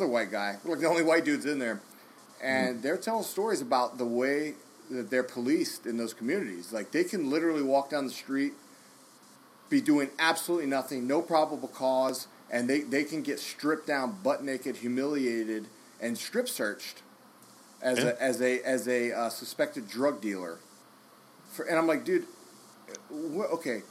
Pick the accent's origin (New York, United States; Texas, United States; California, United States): Texas, United States; Dallas; you and I are from there